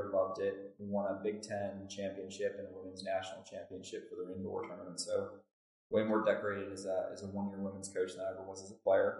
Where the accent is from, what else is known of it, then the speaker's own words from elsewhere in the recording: Glenview, Illinois, United States; also born or lived in Nashville, Tennessee; I grew up in Glenview, Illinois, which is a northern suburb